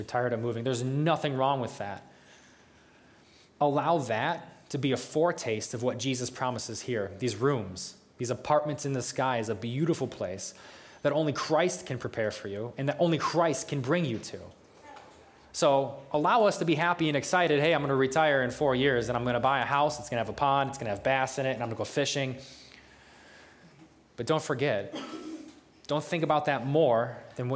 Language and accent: English; United States; I'm from New York